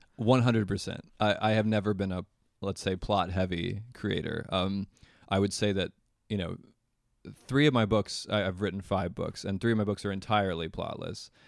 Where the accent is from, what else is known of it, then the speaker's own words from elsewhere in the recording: Charlottesville, Virginia, United States; moved away; also born or lived in New York / Los Angeles; my hometown of Charlottesville, Virginia